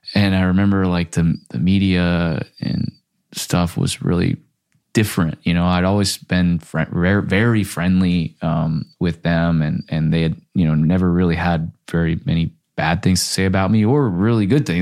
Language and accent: English; Florida, United States; moved away as an adult; also born or lived in Minnesota; now in Los Angeles, United States; grew up in Florida